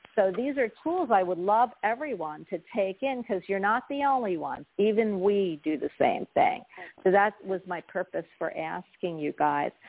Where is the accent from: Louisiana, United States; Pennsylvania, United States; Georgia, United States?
Pennsylvania, United States; Philadelphia; moved away; also born or lived in Florida; I'm from Philly, so New York and New Jersey were my stomping ground.